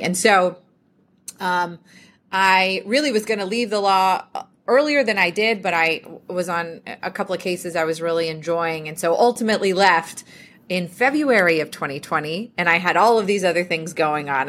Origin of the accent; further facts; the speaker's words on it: Cumming, Georgia, United States; also born or lived in Athens, Georgia; I grew up in a, a town about an hour north of Atlanta, um, called Cumming, uh, but most of my family lived in Athens, so Athens is kind of home to me. It's where I went to college. Um, but yes, born and raised in Georgia all the way through college